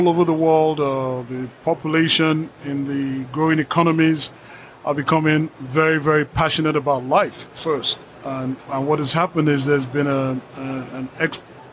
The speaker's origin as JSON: {"language": "English", "country": "Nigeria", "said": "I'm from Nigeria"}